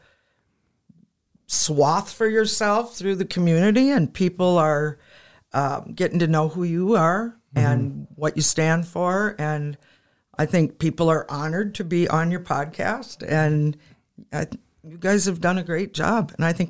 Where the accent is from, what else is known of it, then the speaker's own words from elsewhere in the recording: Madison, South Dakota, United States; I grew up in probably a typical white family in Madison, South Dakota.